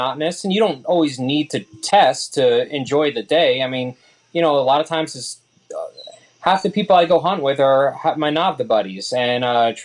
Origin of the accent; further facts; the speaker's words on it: Connecticut, United States; I'm from Connecticut.